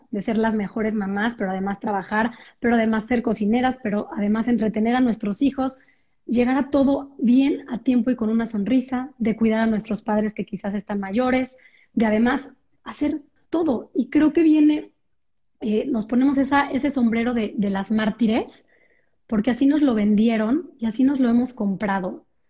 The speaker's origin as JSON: {"language": "Spanish", "country": "Mexico", "said": "soy de México"}